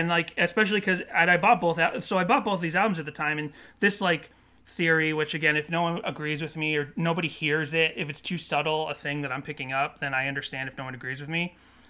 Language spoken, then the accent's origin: English; California, United States; we're kind of already sort of like them because we're from SoCal as well.